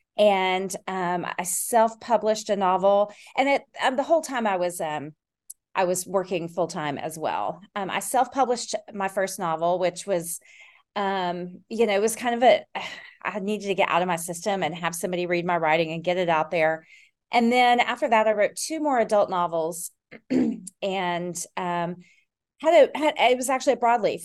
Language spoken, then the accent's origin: English; Tennessee, United States; also born or lived in Texas / Austin, Texas; now in Decatur, United States; I grew up in Tennessee and a li-, in Texas. I spent most of my summers in Texas and then moved to Texas